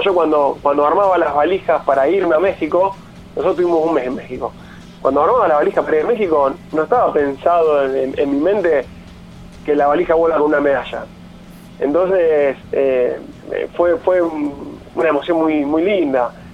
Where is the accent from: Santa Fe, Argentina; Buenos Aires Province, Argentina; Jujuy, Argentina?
Santa Fe, Argentina; Casilda; also born or lived in Rosario; soy de Casilla, eh, que bueno, que, que, entrené casi toda mi, carrera de adulto, la entrené acá en Rosario